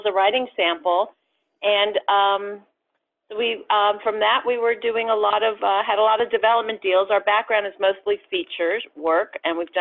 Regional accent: Los Angeles, California, United States; We're actually from Los Angeles and we were at UCLA

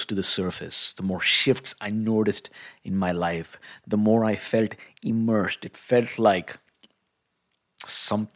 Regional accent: India; growing up in India

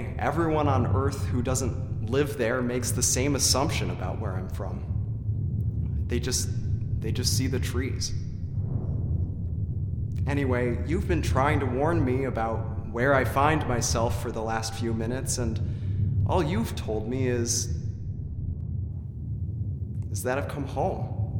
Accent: California, United States; Let me tell you where I'm really from. I'm from Humboldt County, California. It's 4,000 square miles of dense forests that are filled, and I mean filled, with illegal, paranoid, violent pot farmers.

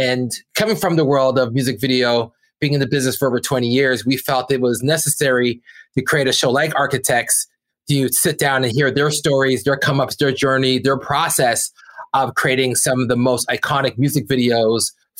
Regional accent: Brampton, Ontario, Canada; we're two kids from Brampton, Ontario, that went out to make art that broke out to the world.

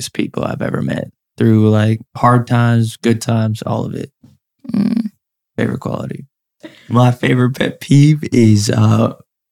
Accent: Oregon, United States; I was growing up in Oregon.

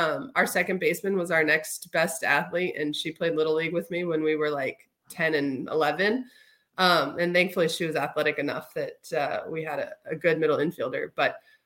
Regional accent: Houston, Texas, United States; my brothers and I, born and raised in Houston

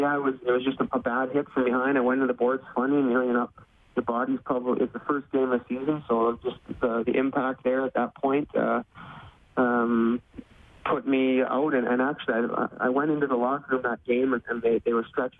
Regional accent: Pilot Mound, Manitoba, Canada; moved away as an adult; also born or lived in South Dakota / Bemidji, Minnesota; now in Wichita, United States; I grew up in a small town of about 500 people, Pilot Mountain, Manitoba.

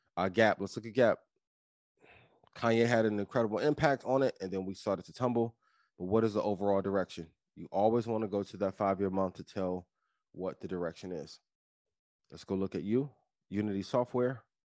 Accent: East Chicago, Indiana, United States; moved away; I'm from East Chicago, Indiana, my, some of my family still in, in East Chicago, Indiana to this day.

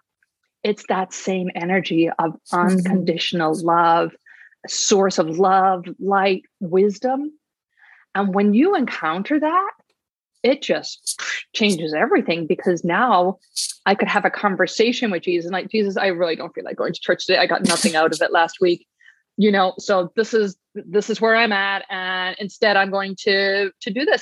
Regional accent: Ireland; I grew up in Ireland

